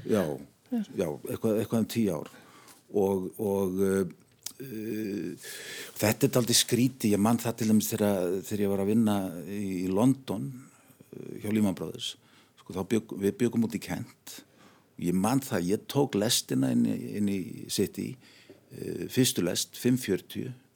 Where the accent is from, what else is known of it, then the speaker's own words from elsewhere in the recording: Reykjavík, Capital Region, Iceland; also born or lived in Arnarnes; mín fyrstu spór stegi í Norðumýrinni